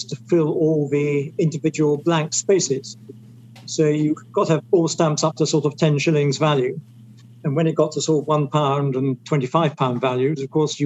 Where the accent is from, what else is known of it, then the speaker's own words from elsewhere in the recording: Scotland, United Kingdom; being Scottish